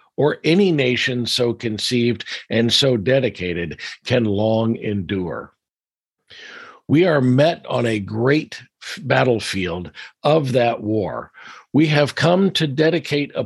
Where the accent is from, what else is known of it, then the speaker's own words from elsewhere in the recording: Washington, District of Columbia, United States; moved away; Washington, D.C. is my hometown. I was actually born in the district.